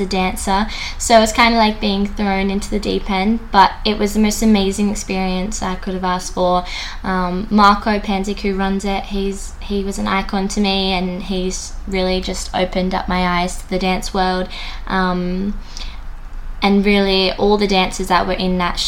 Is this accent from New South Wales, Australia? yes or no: yes; Menai, New South Wales, Australia; my hometown of Menai